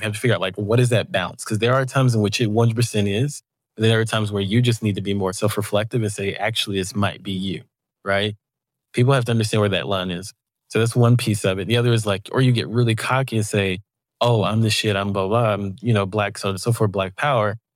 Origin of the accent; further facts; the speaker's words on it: the South, United States; I am from the South.